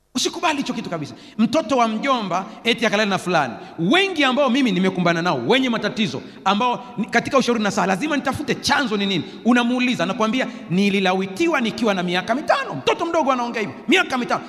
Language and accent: Swahili; Sukumaland, Tanzania; Nilizaliwa Usukumani